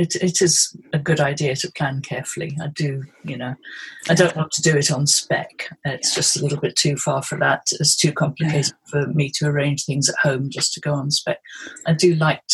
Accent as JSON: {"language": "English", "area": "Pembrokeshire", "region": "Wales", "country": "United Kingdom", "tie": "born or raised there", "moved": "yes", "lives_now": "Surrey, United Kingdom", "said": "But I was brought up in Pembrokeshire, and I was brought up by the sea"}